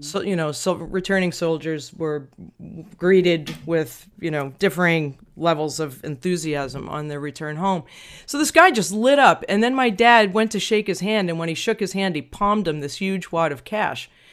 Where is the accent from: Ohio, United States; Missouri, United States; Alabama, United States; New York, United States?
New York, United States; Long Island; growing up in Long Island, New York